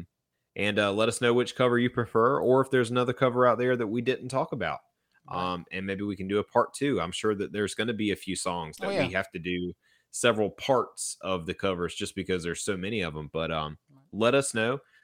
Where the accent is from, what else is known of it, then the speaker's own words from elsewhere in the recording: South Carolina, United States; That's definitely my home state